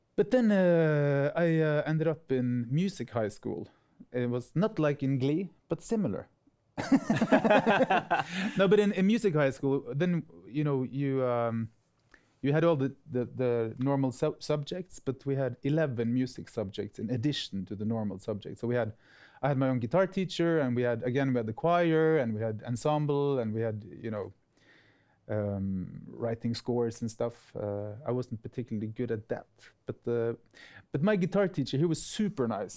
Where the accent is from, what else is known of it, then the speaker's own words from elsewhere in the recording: Bergen, Vestland, Norway; I grew up right outside of Bergen